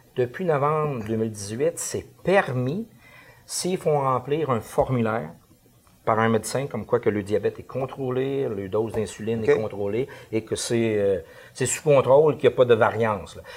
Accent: Canada; on est Canadien

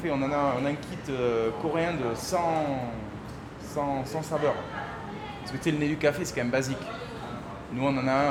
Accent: Bordeaux, Nouvelle-Aquitaine, France; accent: southern; moved away as an adult; also born or lived in Bayonne; now in Costa Rica; Bordelais, Bordelais. Bah, même si j'ai l'accent du Sud

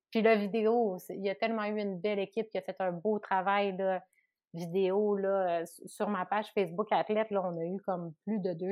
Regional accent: Chicoutimi, Quebec, Canada; moved away; Chicoutimi, puis je me suis tout le temps ennuyée de chez moi.

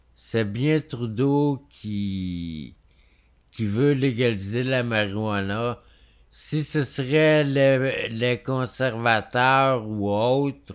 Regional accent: Quebec, Canada; on est québécois

